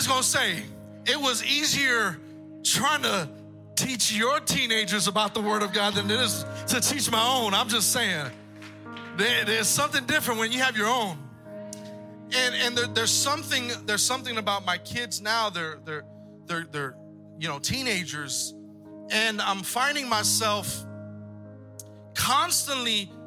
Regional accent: Texas, United States; also born or lived in San Pedro, California; I'm from Texas

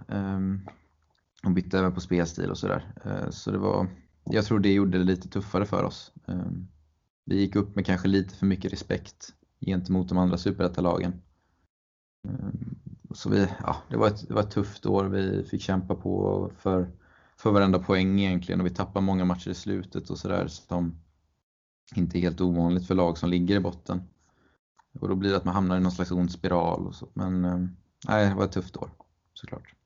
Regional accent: Mölnlycke, Västra Götaland, Sweden; min eh, ja, lokala klubb eh, där jag växte upp. Eller stora delar av min uppväxt i alla fall

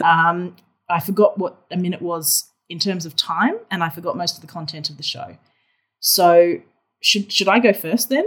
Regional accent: Australia; accent: Australian; I'm obviously Australian, if the accent didn't give it away

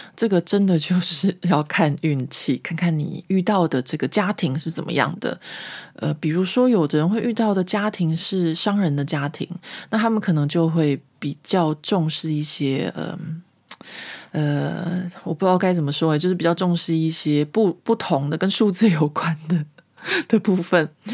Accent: Taiwan; now in France; 我们台湾人

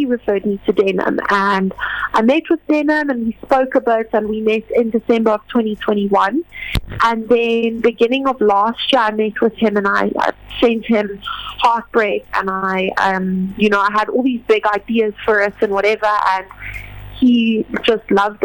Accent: Johannesburg, Gauteng, South Africa; I'm from Johannesburg, and I have been singing since I was 5 years old

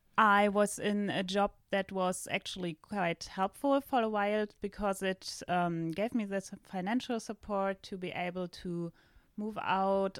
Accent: Northern Germany, Germany; English is a second language; moved away as an adult; now in southern Germany; I am from Germany. I just recently moved from the northern part to the south of Germany

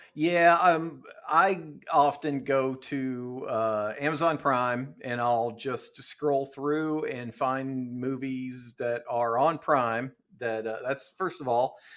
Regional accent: Ohio, United States; my hometown in in uh, Ohio

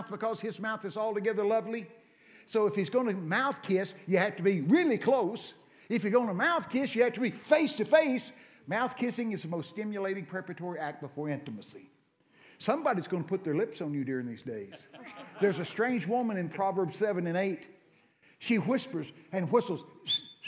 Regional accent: Texas, United States; I'm from Texas.

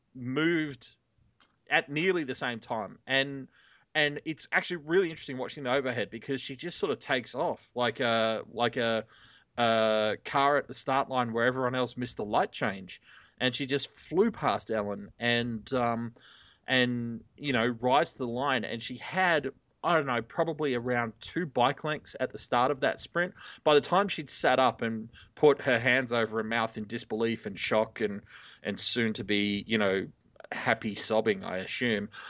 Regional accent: Sydney, New South Wales, Australia; I'm from here.

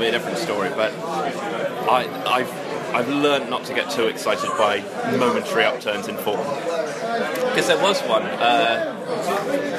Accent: Aldbourne, South West England, United Kingdom; also born or lived in Tokyo, Japan; I grew up in the East Wiltshire hood of Aldbourne, which is about 15 minutes outside of Swindon city centre

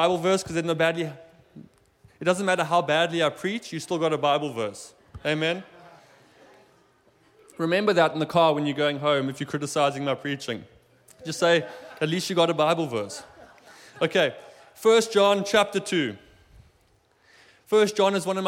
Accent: South Africa; now in Germany; I'm from South Africa. My family still lives there.

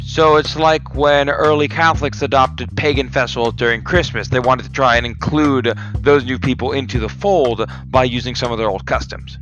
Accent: Florida, United States; I'm from Florida.

